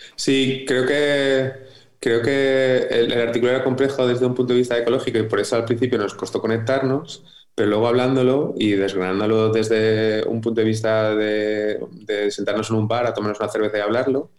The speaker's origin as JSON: {"language": "Spanish", "town": "Madrid", "region": "Community of Madrid", "country": "Spain", "tie": "born or raised there", "said": "yo nací en Madrid"}